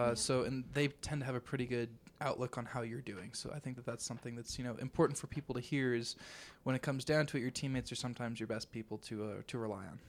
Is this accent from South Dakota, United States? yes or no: no; Arvada, Colorado, United States; I'm actually from Arvada, Colorado.